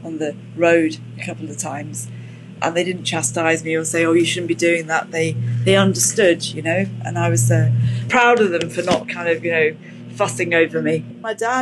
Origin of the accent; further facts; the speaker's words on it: Luton, East of England, United Kingdom; moved away as an adult; also born or lived in Cardiff; I was from Luton